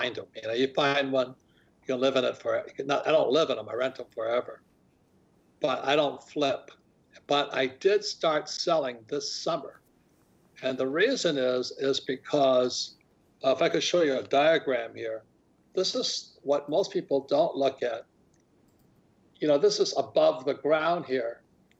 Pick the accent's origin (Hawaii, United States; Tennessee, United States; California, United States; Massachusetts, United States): Hawaii, United States; as a young boy at the start of nine, growing up in Hawaii